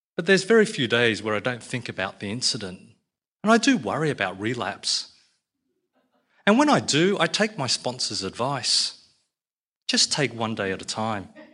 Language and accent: English; Australia; I'm an Aussie Chinaman